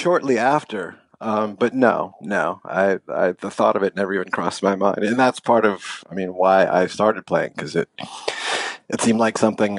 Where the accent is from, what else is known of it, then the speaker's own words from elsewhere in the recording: San Francisco, California, United States; And I grew up on, my parents were kind of young, and I grew up in San Francisco. Well, I was raised for a couple of years in San Francisco.